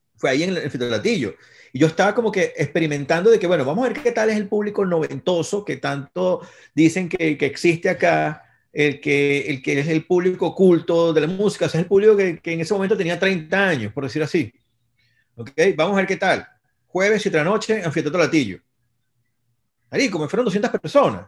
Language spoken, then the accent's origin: Spanish; Venezuela; somos un país caribeño